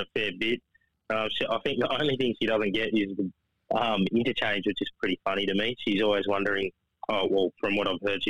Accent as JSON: {"language": "English", "town": "Adelaide", "region": "South Australia", "country": "Australia", "tie": "born or raised there", "also_born_or_lived": "Perth, Western Australia", "moved": "as an adult", "lives_now": "Western Australia, Australia", "said": "settled in Adelaide and grew up there my whole life until I got drafted."}